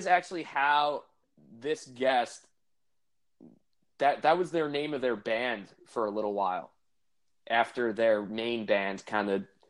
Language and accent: English; Deer Park, New York, United States; So I grew up in Deer Park on Long Island.